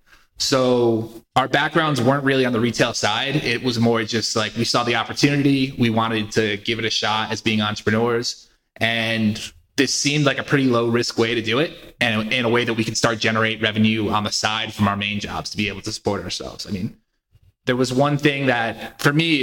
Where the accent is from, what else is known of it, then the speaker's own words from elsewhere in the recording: Connecticut, United States; also born or lived in Philadelphia; So originally, I am from Connecticut. I grew up there, went to college in Philadelphia, moved back to Connecticut after college